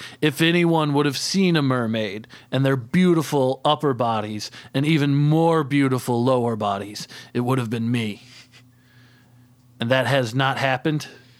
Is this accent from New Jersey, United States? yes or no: no; Brooklyn, Indiana, United States; Brooklyn, Indiana.